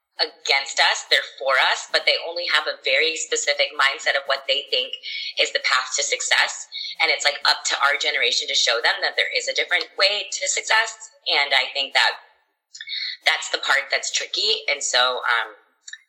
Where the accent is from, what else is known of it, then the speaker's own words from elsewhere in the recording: Texas, United States; I grew up in Texas and everyone around me had blonde hair